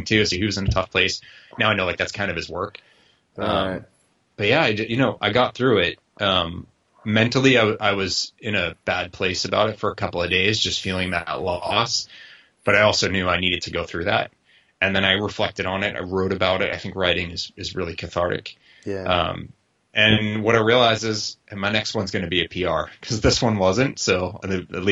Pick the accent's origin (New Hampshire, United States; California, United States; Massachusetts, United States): Massachusetts, United States; Boston; I'm from Boston